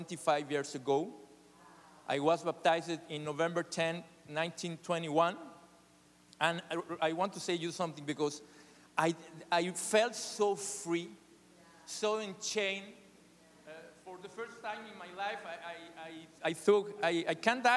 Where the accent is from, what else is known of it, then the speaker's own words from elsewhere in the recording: Mexico City, Mexico; English is a second language; I was born in Mexico City, one of the biggest cities in the world.